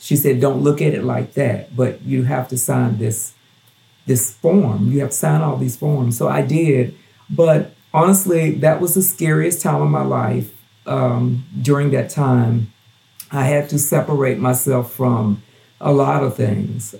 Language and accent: English; Gulfport, Mississippi, United States; also born or lived in Knoxville, Tennessee; now in Strawberry Plains, United States; before i moved to tennessee i lived in gulfport mississippi which is where my hometown where i'm from